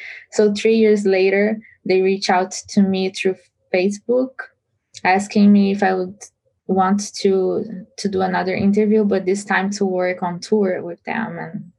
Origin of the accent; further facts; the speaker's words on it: Brazil; moved away as an adult; also born or lived in San Francisco Bay Area, United States; now in United States; I'm Brazilian and I was born and raised in Brazil until 21 years old.